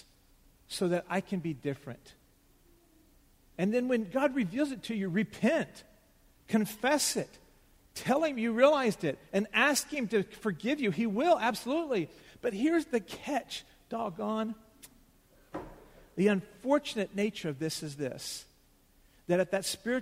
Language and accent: English; United States; we as American Christians